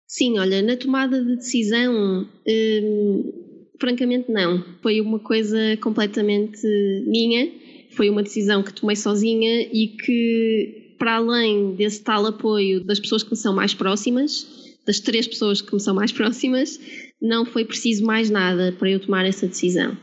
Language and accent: Portuguese; Porto, Norte, Portugal; moved away as an adult; now in Lisbon, Portugal; sou do Porto uh, como podem notar, se calhar pelo sotaque, mas vivo em Lisboa já há 5 anos